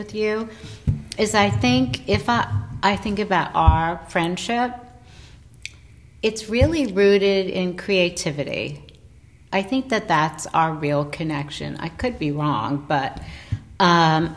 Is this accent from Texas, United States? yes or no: no; New York City, New York, United States; being a New Yorker and living in New York City